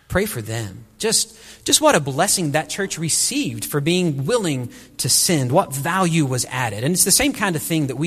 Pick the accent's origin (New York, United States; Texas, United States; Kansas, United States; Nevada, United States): Texas, United States; Wichita Falls; moved away as an adult; also born or lived in Burkina Faso; I grew up right outside Shepherd Air Force Base in North Texas